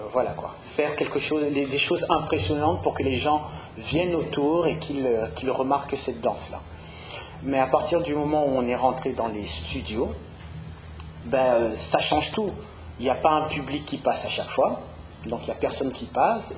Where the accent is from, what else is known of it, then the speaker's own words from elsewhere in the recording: Paris, Île-de-France, France; je suis parisien